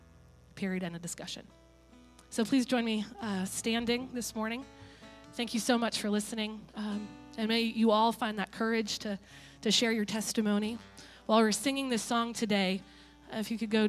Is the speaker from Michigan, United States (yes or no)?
no; Maine, United States; I grew up in Maine.